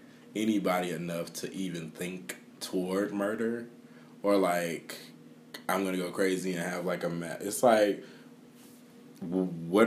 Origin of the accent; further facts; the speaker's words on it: Chicago, Illinois, United States; growing up in Chicago where gun violence is like a different type of gun violence